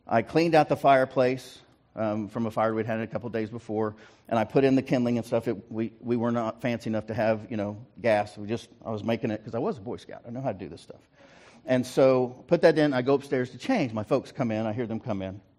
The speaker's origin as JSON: {"language": "English", "town": "Guthrie", "region": "Oklahoma", "country": "United States", "tie": "born or raised there", "also_born_or_lived": "Ringling / Prattville / Bartlesville / Fairview", "said": "I was born in Ringling, moved to Prattville, moved to uh, Bartlesville, then down to Guthrie, where I was in high school, got moved out of Guthrie um, and uh, out to Fairview."}